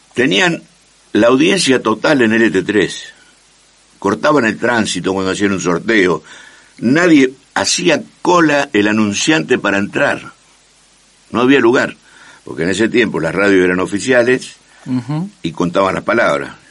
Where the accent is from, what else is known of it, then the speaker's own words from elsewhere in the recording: Rosario, Santa Fe, Argentina; Nací en el barrio Escuénaga y, y viví 30 años en la calle San Juan al 5100